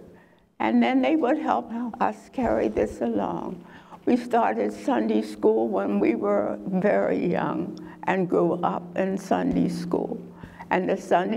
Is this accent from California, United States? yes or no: no; Sussex County, Delaware, United States; When I grew up in Lower Stowe, Delaware, Sussex County